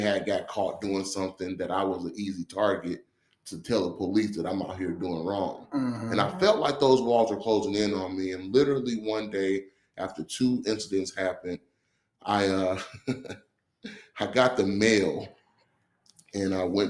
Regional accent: Chicago, Illinois, United States; also born or lived in Waterloo, United States; I'm from Chicago. I grew up between Chicago and a small town in Waterloo, Iowa.

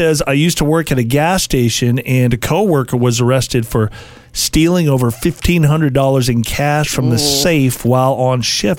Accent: San Diego, California, United States; I grew up in San Diego, California.

